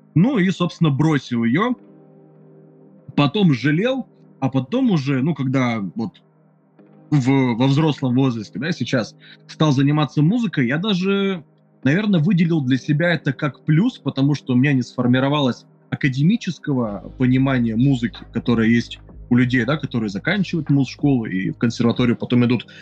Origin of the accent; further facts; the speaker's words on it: Nizhny Tagil, Sverdlovsk Oblast, Russia; now in Saint Petersburg, Russia; Я из Нижнего Тагила, это Свердловская ну, область